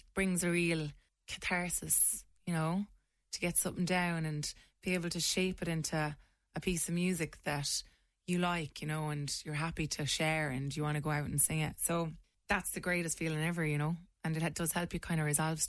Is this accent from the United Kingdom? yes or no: no; Mungret, Munster, Ireland; Yeah, I'm from Limerick. Grew up out in Mungart, just outside of town.